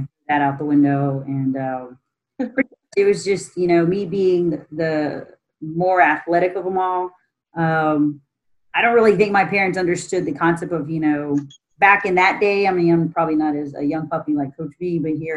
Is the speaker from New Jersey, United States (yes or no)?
no; Austin, Texas, United States; moved away as an adult; now in San Antonio, United States; I'm actually born and raised in Austin